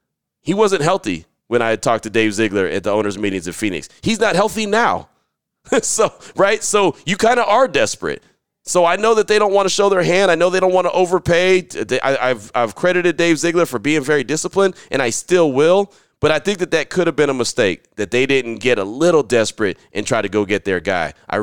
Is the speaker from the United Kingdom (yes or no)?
yes; United Kingdom; I know you know I'm from the United Kingdom, but you may not know I served in the British Army.